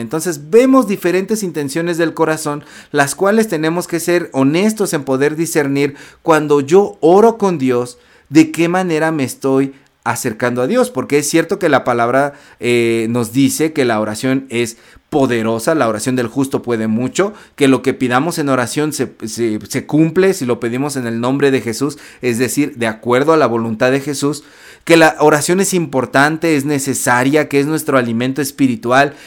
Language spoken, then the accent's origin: Spanish; Mexico; en México, nosotros estamos peleados con, con la Iglesia Católica